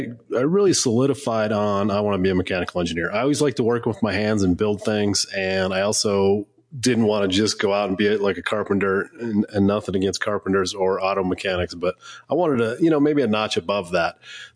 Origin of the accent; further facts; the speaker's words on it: Washington, United States; also born or lived in Salem, Oregon; now in Colorado, United States; I was born in Oregon, Salem, Oregon. So that's a good spot. And then really grew up in Washington State and then kind of meandered throughout the country. And now I call home Colorado.